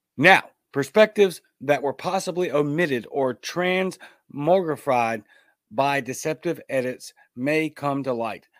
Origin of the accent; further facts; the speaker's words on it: United States; you and me as American people